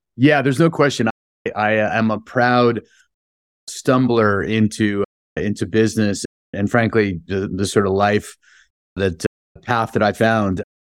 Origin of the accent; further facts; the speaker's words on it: San Francisco, California, United States; I grew up in San Francisco, born and raised